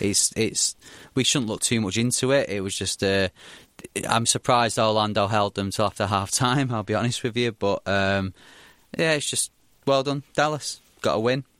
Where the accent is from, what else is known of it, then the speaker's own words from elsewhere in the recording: Bury, North West England, United Kingdom; in my hometown, Bury